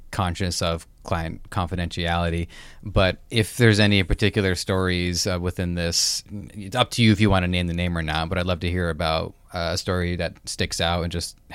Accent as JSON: {"language": "English", "country": "Canada", "said": "It just shows I'm Canadian."}